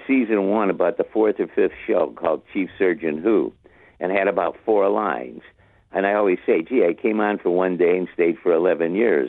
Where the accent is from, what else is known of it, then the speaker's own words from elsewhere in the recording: Toledo, Ohio, United States; born and raised there.